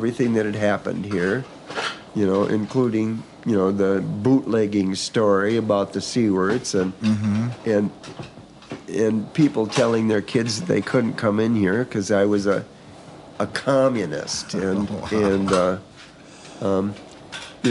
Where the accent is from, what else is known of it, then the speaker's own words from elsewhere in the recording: Minnesota, United States; In my home state of Minnesota